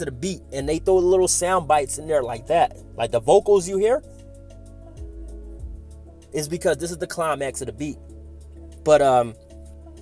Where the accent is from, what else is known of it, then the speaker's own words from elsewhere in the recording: Philadelphia, Pennsylvania, United States; moved away; my hometown of Philadelphia.